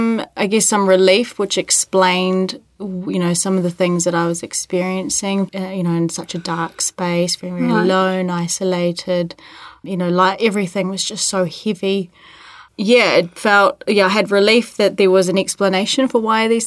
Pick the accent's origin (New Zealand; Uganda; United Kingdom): New Zealand; Born and bred in New Zealand.